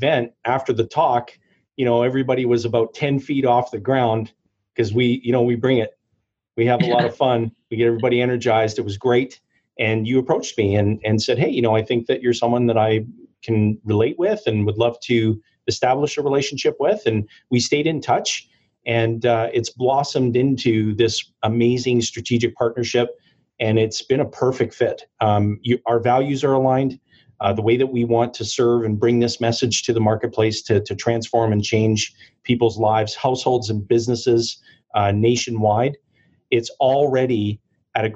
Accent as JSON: {"language": "English", "town": "Timmins", "region": "Ontario", "country": "Canada", "tie": "born or raised there", "said": "born and raised in Timmins, Ontario"}